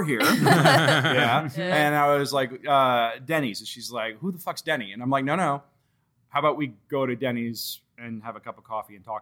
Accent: Washington, District of Columbia, United States; moved away

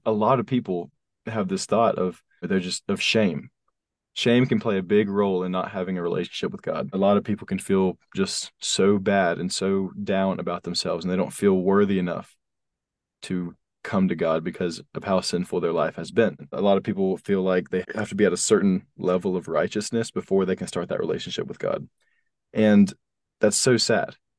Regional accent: North Carolina, United States; So we moved from South Carolina to North Carolina

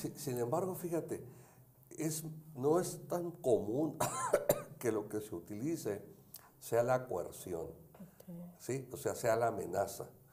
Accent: Tijuana, Baja California, Mexico; yo soy de Tijuana

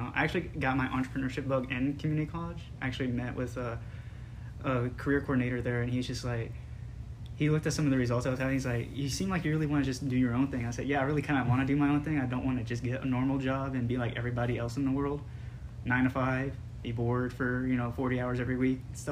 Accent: Dallas, Texas, United States; born and raised in Dallas

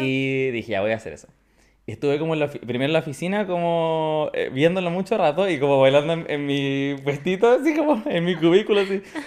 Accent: Rancagua, O'Higgins, Chile; also born or lived in Machalí; yo soy oriundo de Rancagua. Nacido, o sea, nacido en Rancagua

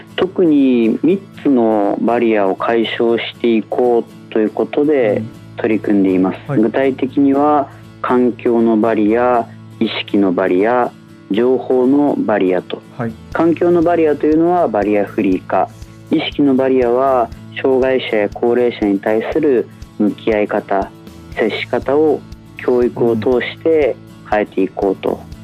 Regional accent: Nakatsugawa, Gifu, Japan; also born or lived in Anjō, Aichi; 私はもともと愛知県の安城で生まれ岐阜県の中津川で過ごしましたが

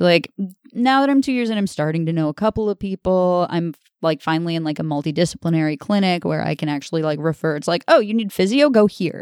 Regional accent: Orillia, Ontario, Canada; I'm from Aurelio

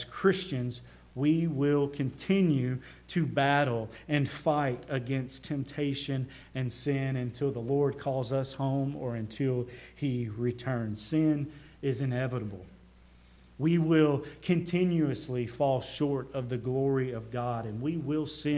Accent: the South, United States; accent: Southern; now in Lebanon, United States; So my accent gives me away from being from the South

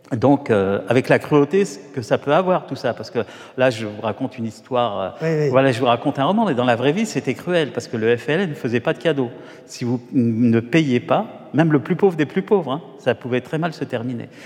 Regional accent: Paris, Île-de-France, France; je suis né à Paris, au, Hall

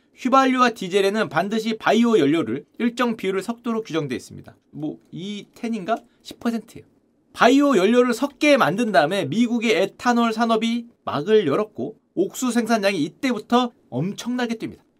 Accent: Gangwon, South Korea; 제 고향 강원도에

